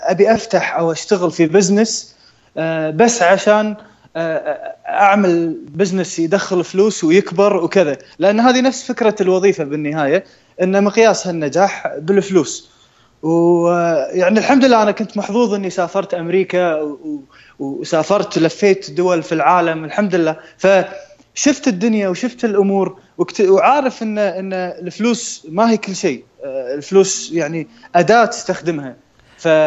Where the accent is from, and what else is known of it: Kuwait; also born or lived in Los Angeles, United States